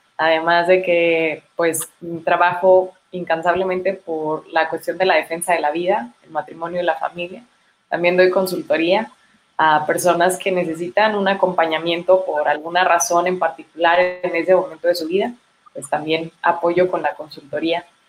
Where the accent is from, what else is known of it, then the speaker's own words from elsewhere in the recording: Chihuahua, Mexico; soy de Chihuahua, este, nací acá